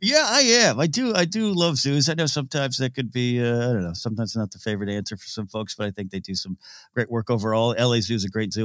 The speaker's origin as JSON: {"language": "English", "area": "near San Luis Obispo", "region": "California", "country": "United States", "tie": "born or raised there", "said": "Cal Poly San Luis Obispo, which is a, the college, uh, nearby my hometown"}